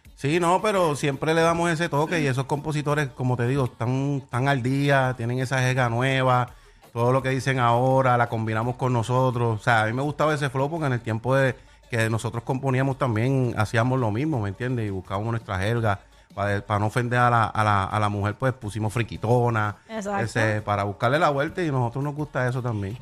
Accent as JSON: {"language": "Spanish", "country": "Puerto Rico", "said": "estoy en mi tierra"}